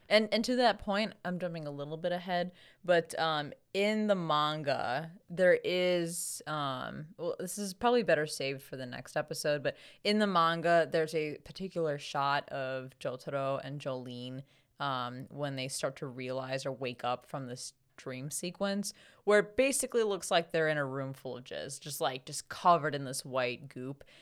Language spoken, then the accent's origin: English; United States; as an American